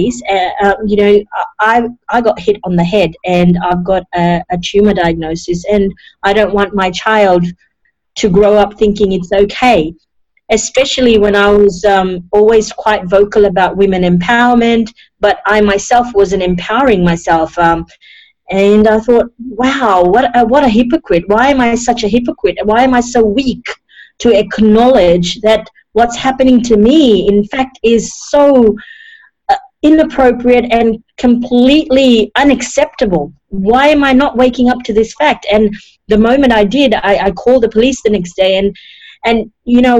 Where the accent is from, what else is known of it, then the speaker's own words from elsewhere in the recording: Fiji; also born or lived in India / New Zealand / Sydney, Australia; now in Australia; I was born in Fiji, a third generation Indian born in Fiji